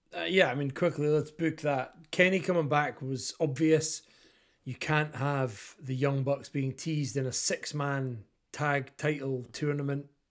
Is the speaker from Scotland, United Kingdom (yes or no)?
yes; Kirkcaldy, Scotland, United Kingdom; I am the body from Kirkcaldy